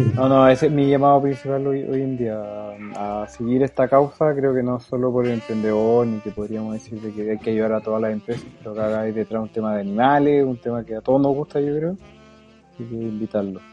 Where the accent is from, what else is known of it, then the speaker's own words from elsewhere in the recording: Chuquicamate, Antofagasta, Chile; yo era de Chucky